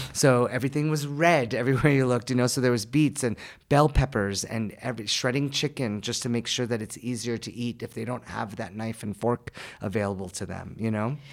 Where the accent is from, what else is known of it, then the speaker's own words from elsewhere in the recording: United States; moved away as an adult; now in Armenia; I'm someone who was born and raised in the United States